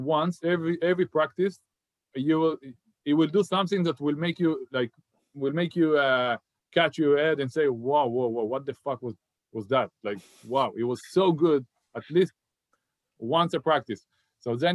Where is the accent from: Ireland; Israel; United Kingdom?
Israel; Haifa, Haifa District; moved away as an adult; I grew up on my hometown and I was a big fan of Maccabi Haifa